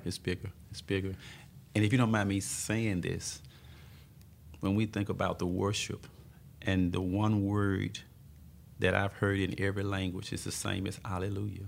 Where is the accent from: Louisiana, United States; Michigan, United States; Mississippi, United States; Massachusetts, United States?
Mississippi, United States; Tupelo; moved away; also born or lived in Tulsa, Oklahoma / West Texas; I was born and raised in Tupelo, Mississippi